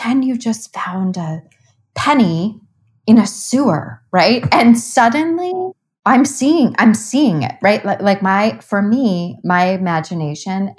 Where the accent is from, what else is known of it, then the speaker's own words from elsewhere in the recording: Cleveland, Ohio, United States; I grew up in Cleveland, Ohio